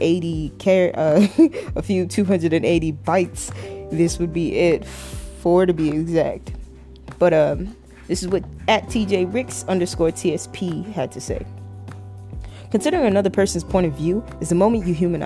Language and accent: English; Toronto, Ontario, Canada; I was raised in Toronto, Canada.